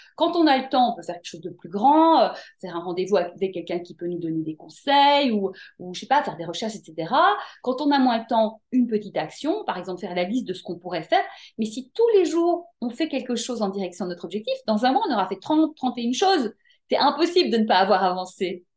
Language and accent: French; Brussels, Brussels-Capital Region, Belgium; moved away as an adult; also born or lived in Paris, France; now in France; je suis née en Belgique, à Bruxelles. J'ai grandi là-bas, j'ai fait mes études là-bas.